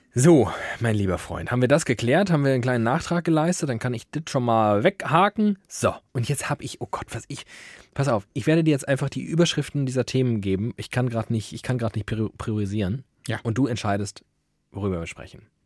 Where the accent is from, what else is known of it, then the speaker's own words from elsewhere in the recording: Frankfurt am Main, Hesse, Germany; beheimatet in meiner Heimat, Frankfurt am Main